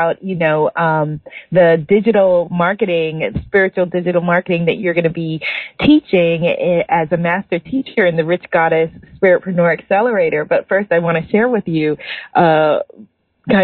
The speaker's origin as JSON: {"language": "English", "region": "New York", "country": "United States", "said": "I'm from New York"}